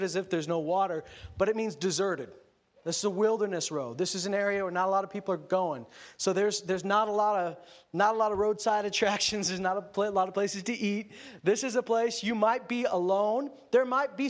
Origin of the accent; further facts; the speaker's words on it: Canada; I'm Canadian.